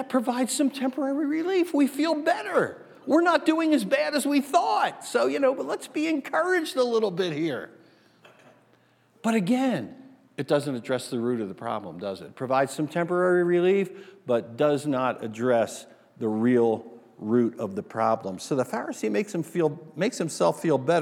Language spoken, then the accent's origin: English; New Jersey, United States; moved away; also born or lived in Asbury Park; If you grew up where I grew up, back on the East Coast in New Jersey